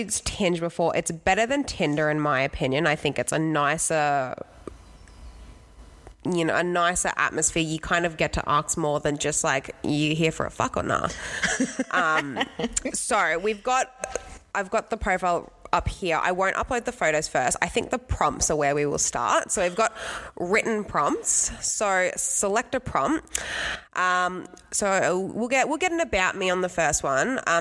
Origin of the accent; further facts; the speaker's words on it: Brisbane, Queensland, Australia; We are from Brisbane